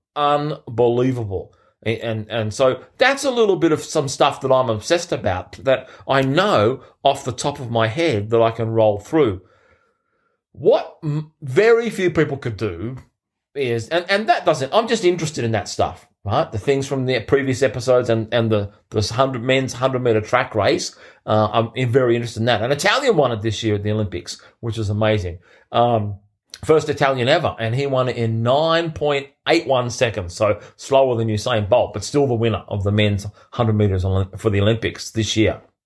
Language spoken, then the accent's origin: English; Sydney, New South Wales, Australia; in Sydney, my hometown